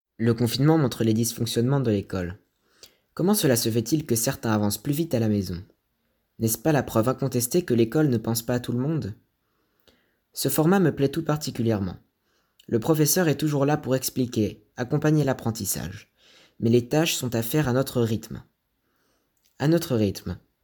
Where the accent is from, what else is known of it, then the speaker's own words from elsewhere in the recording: Morocco; also born or lived in Casablanca; Je suis né au Maroc